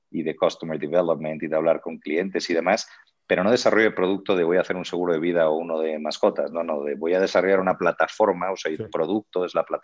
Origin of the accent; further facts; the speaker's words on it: Spain; now in Mexico; y más siendo español que lo sé bien, en España somos más bien un poquito más fríos o un poquito más independientes, ¿no?